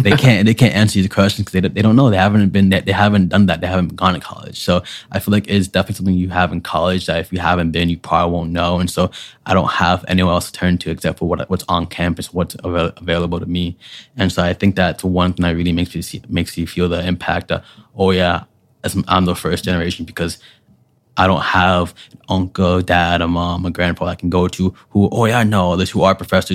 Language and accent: English; New York City, New York, United States; moved away as an adult; also born or lived in Syracuse, New York; I'm from Brooklyn, New York City